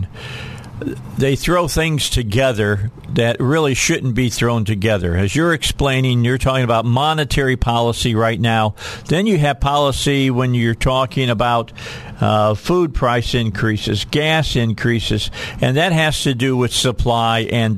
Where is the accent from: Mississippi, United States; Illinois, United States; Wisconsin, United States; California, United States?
Illinois, United States; outside of Chicago; moved away; I grew up outside of Chicago.